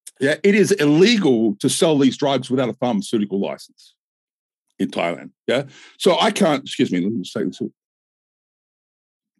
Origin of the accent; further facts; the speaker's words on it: Australia; I'm Australian